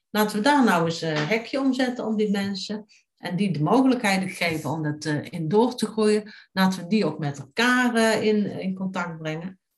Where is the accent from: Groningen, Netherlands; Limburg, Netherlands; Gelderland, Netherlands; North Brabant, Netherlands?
North Brabant, Netherlands; Tilburg; Maar mijn roots liggen in Tilburg. En ik ken echt ik ken Tilburg vanavond tot gort.